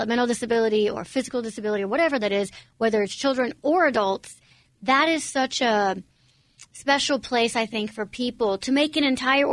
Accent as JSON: {"language": "English", "country": "United States", "tie": "born or raised there", "said": "my biological parents were born and raised in Romania. I was actually born in the States."}